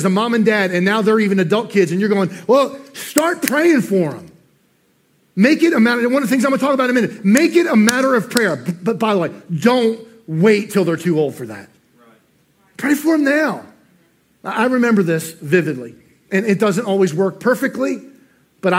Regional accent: New Jersey, United States; moved away; I'm from New Jersey, I can't say worry right

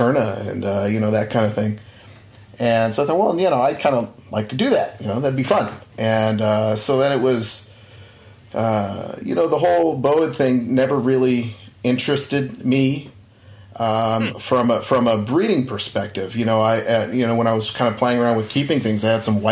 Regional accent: Southern California, United States; I grew up in Southern California

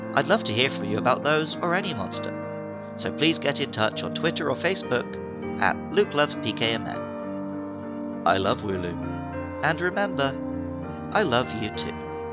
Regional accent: Somerset, South West England, United Kingdom; moved away as an adult; also born or lived in Surrey; Although I was born in Surrey, near London, from the age of five until my mid 20s, I grew up in Somerset

